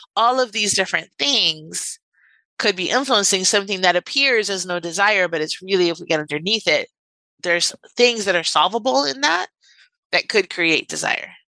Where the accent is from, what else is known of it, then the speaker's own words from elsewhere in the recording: Miami, Florida, United States; I'm from Miami and I grew up in Miami